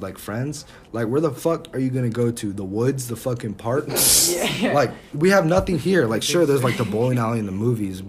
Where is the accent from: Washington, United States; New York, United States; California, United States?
Washington, United States; near Seattle; moved away; I'm from Seattle